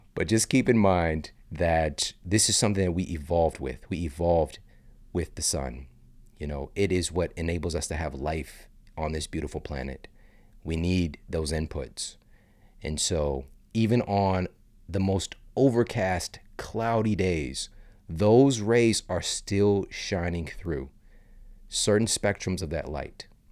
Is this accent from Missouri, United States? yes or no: yes; St. Louis, Missouri, United States; moved away as an adult; now in Los Angeles, United States; I live in L A now from the Midwest. I'm from Saint Louis. So I grew up going on trips with my family